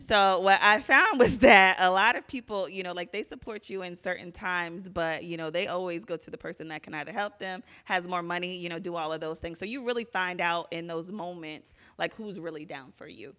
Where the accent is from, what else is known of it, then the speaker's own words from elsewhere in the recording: Virginia, United States; moved away as an adult; now in Philadelphia, United States; I'm originally from Virginia